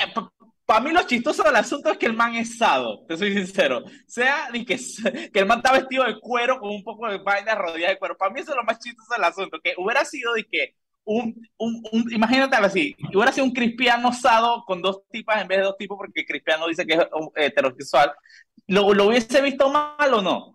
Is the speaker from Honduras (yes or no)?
no; Panama; soy de Panamá